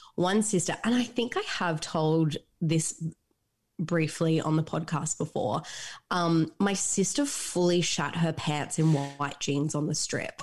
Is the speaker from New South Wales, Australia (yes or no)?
no; Gold Coast, Queensland, Australia; Gold Coast, my hometown.